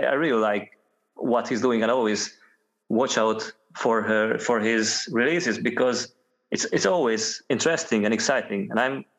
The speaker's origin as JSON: {"language": "English", "country": "Hungary", "moved": "as an adult", "lives_now": "Scotland, United Kingdom", "said": "I moved from Hungary to Scotland at the time."}